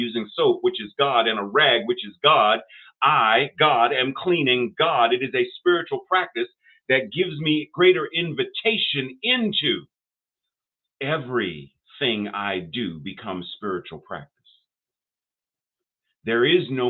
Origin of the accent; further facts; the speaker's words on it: Pittsburgh, Pennsylvania, United States; I grew up in Pittsburgh, had a lot of Jewish friends